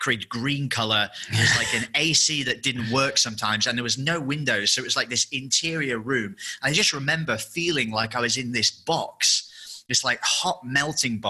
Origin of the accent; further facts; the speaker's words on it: England, United Kingdom; moved away as an adult; obviously I'm English